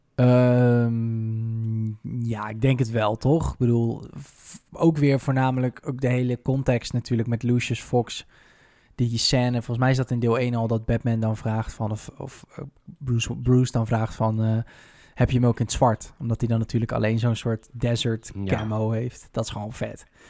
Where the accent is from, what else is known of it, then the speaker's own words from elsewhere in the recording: Netherlands; zijn we toch altijd wel een beetje trots als Nederlanders